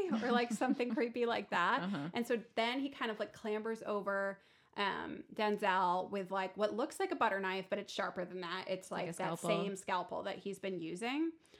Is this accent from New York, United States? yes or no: yes; Syracuse, New York, United States; I'm from Syracuse.